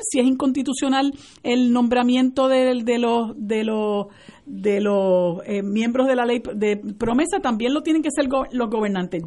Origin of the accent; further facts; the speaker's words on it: Puerto Rico; nosotros los puertorriqueños